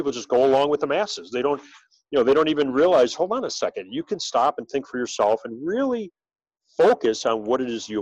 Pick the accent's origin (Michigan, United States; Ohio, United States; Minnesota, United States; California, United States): Ohio, United States; Cleveland; moved away as an adult; also born or lived in New York; now in Chicago, United States; I grew up in Cleveland, Ohio